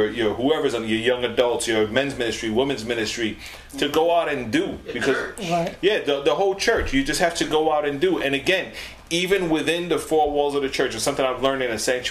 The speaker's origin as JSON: {"language": "English", "town": "New York City", "region": "New York", "country": "United States", "said": "we're from the Boogie Down"}